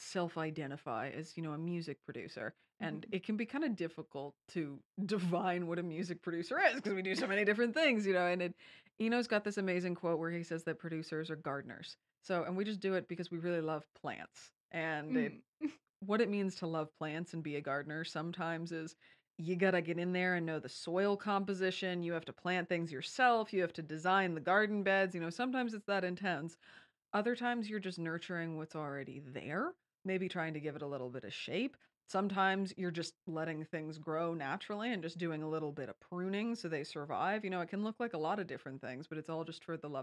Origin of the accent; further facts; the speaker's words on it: Kingston, Ontario, Canada; also born or lived in London, Ontario; this is my hometown. I am a Kingston hometown kid.